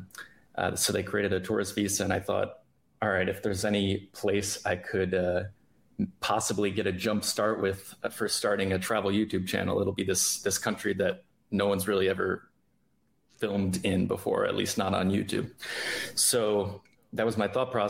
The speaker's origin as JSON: {"language": "English", "region": "Connecticut", "country": "United States", "tie": "born or raised there", "also_born_or_lived": "New York", "moved": "as an adult", "said": "I grew up in the US. I'm American. I grew up in Connecticut"}